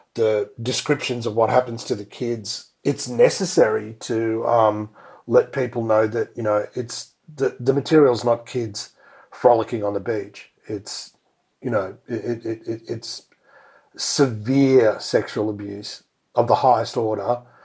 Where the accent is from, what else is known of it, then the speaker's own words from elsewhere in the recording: India; now in Australia; went to my home country, India